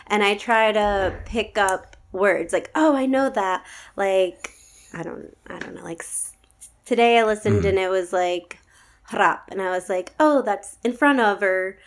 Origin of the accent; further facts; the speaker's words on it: Schenectady, New York, United States; now in Austin, United States; I'm from New York to people, I like have to say like upstate. Like I'm upstate